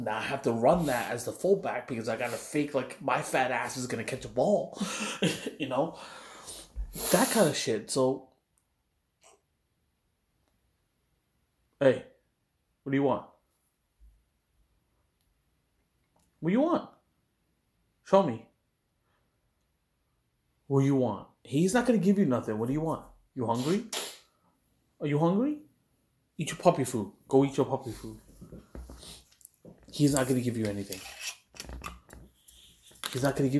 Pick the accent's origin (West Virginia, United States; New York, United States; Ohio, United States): New York, United States; New York City; also born or lived in Queens, New York / Brooklyn, New York; when I moved here to Brooklyn from Queens, there was a lot of Koreans and Irish folk around me